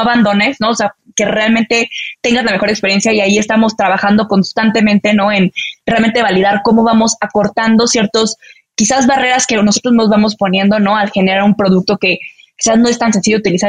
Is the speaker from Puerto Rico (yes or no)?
no; Mexico City, Mexico; also born or lived in Chihuahua, Mexico; me vine a Ciudad de México cuando tenía siete años